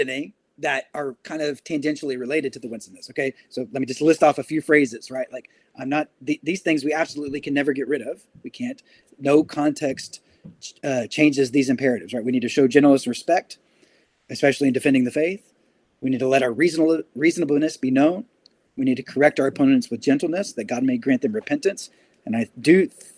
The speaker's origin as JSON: {"language": "English", "country": "United States", "said": "I was from America"}